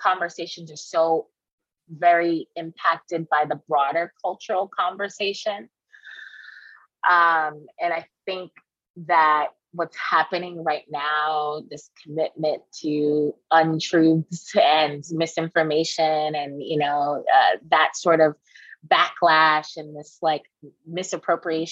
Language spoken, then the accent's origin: English; New York City, New York, United States; I'm native New Yorker